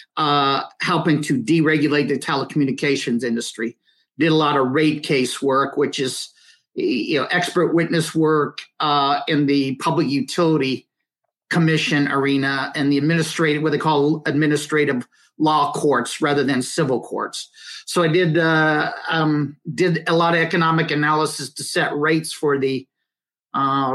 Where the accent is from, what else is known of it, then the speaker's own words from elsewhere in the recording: the panhandle of Nebraska, United States; I'm originally from Western Nebraska. I grew up in the panhandle of Nebraska